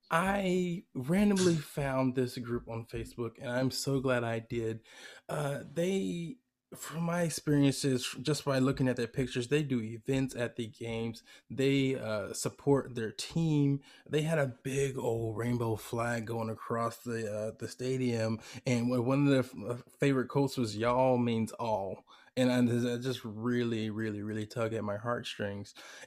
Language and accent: English; Decatur, Georgia, United States; also born or lived in Atlanta, Georgia; now in East Bay, California, United States; I'm from Georgia, Atlanta, Georgia, grew up in Decatur. And I moved out here, unfortunately, before Atlanta United got established.